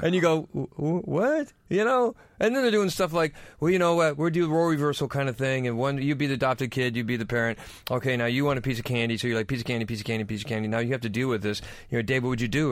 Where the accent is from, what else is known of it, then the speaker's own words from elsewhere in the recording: United States; now in London, United Kingdom; I'm American